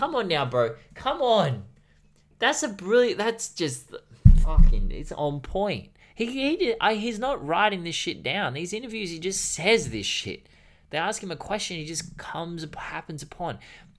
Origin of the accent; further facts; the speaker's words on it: New York City, New York, United States; also born or lived in Peru; But even then, I grew up in Harlem, which is a hood. It's not the worst place in NYC or even the worst place in America.